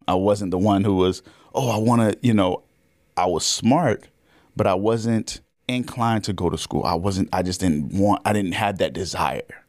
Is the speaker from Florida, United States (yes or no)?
yes; Orlando, Florida, United States; I grew up in Orlando, Florida, actually.